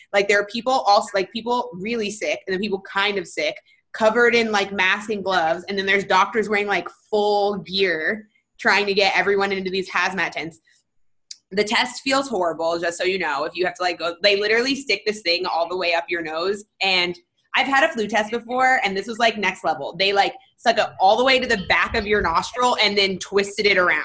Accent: Florida, United States; now in Los Angeles, United States; I grew up in Florida for like a long time

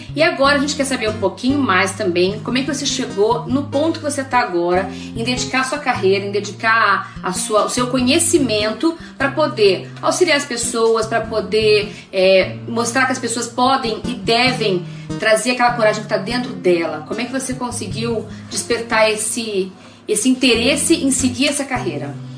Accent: Rio de Janeiro, Brazil; eu nasci no Rio de Janeiro

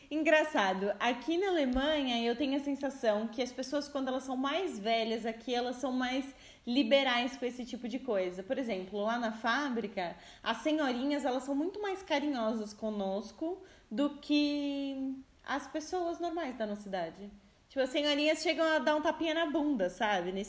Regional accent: Brazil; now in Portugal; sou brasileira e falo você.

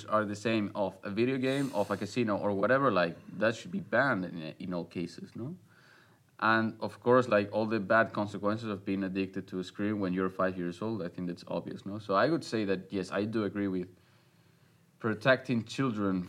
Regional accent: Spain; I was born in 1997 in Spain

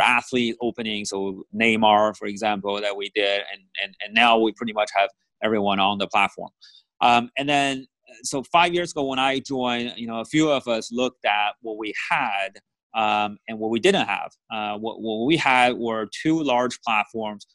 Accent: Bay Area, California, United States; I grew up in the Bay Area

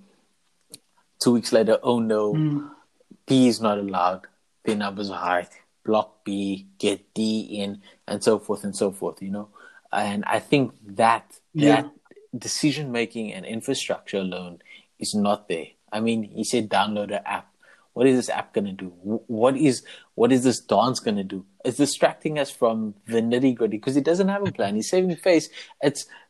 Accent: South Africa; we are South African

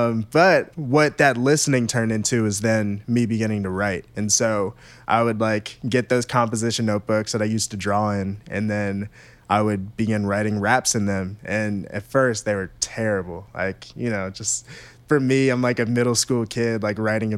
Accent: Maryland, United States; For me, I grew up in Maryland, right between Baltimore and D.C.

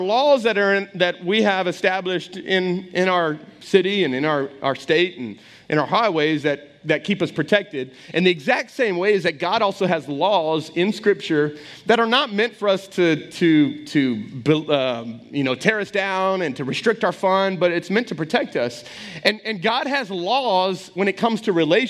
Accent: Texas, United States; now in Welsh, United States; I grew up in Texas

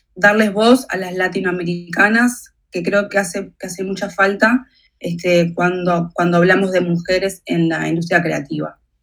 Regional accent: Uruguay; Yo nací en Uruguay

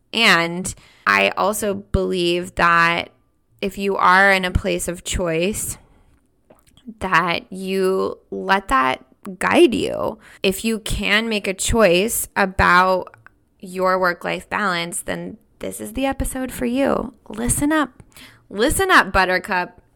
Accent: United States; moved away as an adult; also born or lived in Switzerland; I'm an American woman.

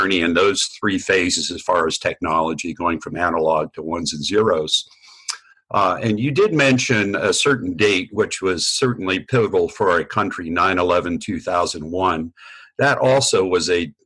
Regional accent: New Jersey, United States; also born or lived in Vermont; I was born in Vermont, grew up in New Jersey.

